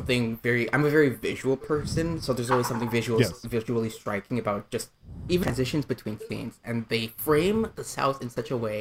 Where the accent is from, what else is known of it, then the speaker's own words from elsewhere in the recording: Durham Region, Ontario, Canada; I grew up in the Durham region